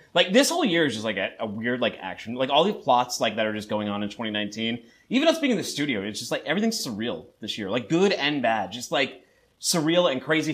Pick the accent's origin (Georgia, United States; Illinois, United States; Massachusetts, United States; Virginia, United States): Massachusetts, United States; Boston; I'm from Boston, but my dad's from New York